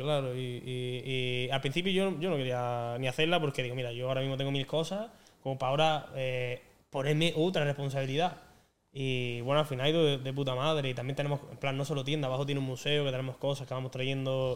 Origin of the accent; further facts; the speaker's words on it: Andalusia, Spain; aquí somos así, somos de esta manera